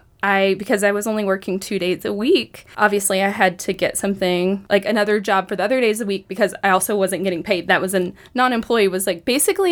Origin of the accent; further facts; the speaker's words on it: Tullahoma, Tennessee, United States; moved away as an adult; I was born and raised in Tullahoma, and Whew. After flitting around the globe, I have settled back in Tullahoma, a mile from my mom's house.